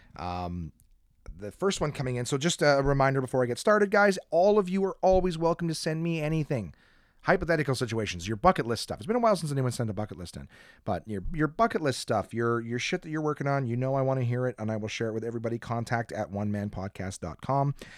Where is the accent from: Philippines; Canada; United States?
Canada